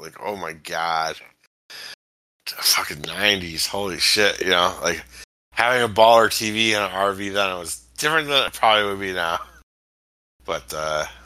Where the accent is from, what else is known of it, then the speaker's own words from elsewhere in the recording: Chicago, Illinois, United States; I'm from Chicago.